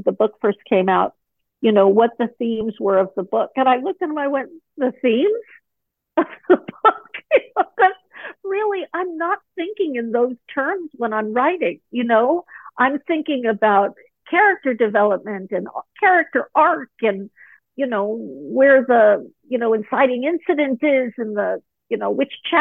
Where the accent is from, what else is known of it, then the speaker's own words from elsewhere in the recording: Malibu, California, United States; moved away as an adult; also born or lived in Pacific Northwest; I grew up in Malibu Colony in the late 60s, early 70s